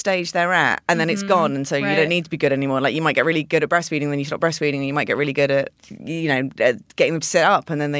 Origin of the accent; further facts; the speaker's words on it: United Kingdom; I'm British